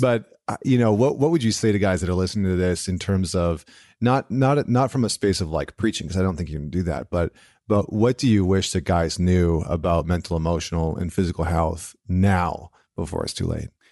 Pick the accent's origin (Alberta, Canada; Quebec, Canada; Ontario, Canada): Alberta, Canada; central; I grew up in Alberta, central Alberta, which is, like, the Texas of Canada